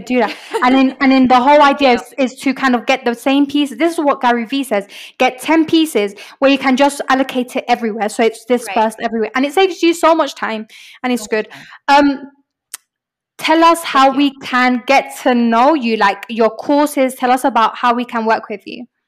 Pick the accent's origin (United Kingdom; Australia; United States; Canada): United Kingdom; London; moved away as an adult; now in Medellín, Colombia; I grew up in London and I came to spend one year in Medellin in Medellin, Colombia.